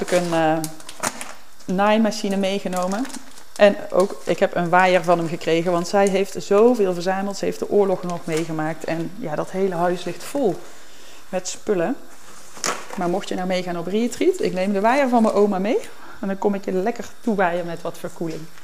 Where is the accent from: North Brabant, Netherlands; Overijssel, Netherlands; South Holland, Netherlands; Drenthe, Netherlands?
North Brabant, Netherlands; Berchem; moved away; het dorpje in Brabant waar ik vandaan kom, Berchem